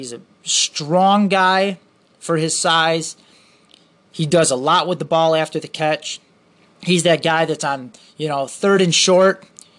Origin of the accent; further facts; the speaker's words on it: Michigan, United States; I'm from Michigan and I'm a Michigan and Michigan State fan